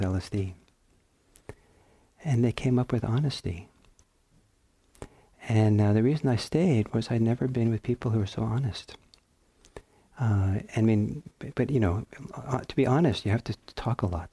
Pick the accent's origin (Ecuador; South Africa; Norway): Norway; also born or lived in San Francisco Bay Area, United States; now in United States; I'm from Norway